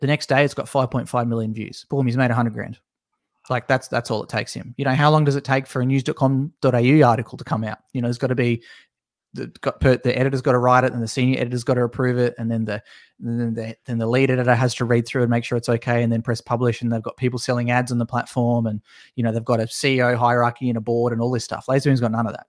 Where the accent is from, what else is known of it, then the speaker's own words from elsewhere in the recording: Tasmania, Australia; also born or lived in Melbourne; I'm from Tasmania